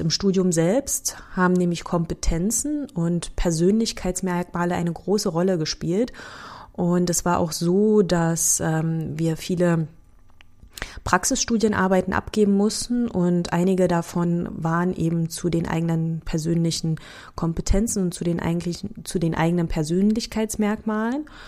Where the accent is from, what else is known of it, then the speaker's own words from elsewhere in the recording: Germany; accent: Berliner; also born or lived in Sopron, Hungary; als ich acht war, sind wir dann nach Deutschland gezogen